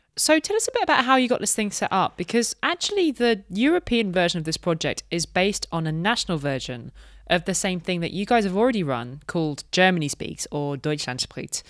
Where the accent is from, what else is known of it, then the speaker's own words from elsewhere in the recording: United Kingdom; Dominic and I are both British